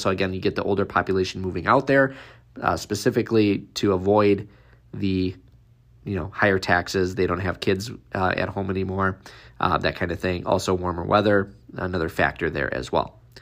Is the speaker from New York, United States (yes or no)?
no; Wisconsin, United States; born or raised there